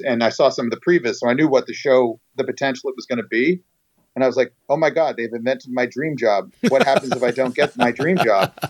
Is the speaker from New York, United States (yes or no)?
yes; New York, United States; moved away; I grew up in New York